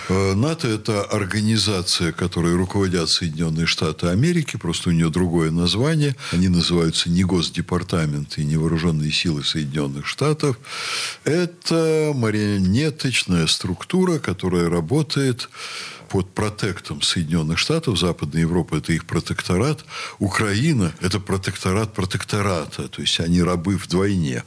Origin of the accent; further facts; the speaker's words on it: Russia; я русский, что я приехал э, из России